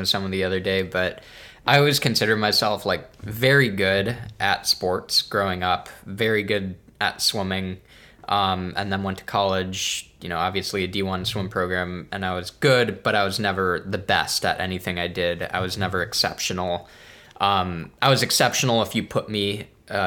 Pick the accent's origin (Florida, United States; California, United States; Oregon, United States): California, United States; North Bay Area; also born or lived in Brooklyn, New York; growing up in the Bay Area